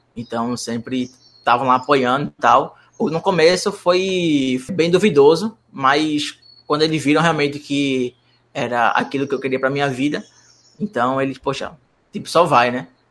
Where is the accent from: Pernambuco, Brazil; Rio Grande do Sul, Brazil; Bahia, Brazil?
Pernambuco, Brazil; Moreno; eu sou da cidade de Moreno, então eu não sou de Recife.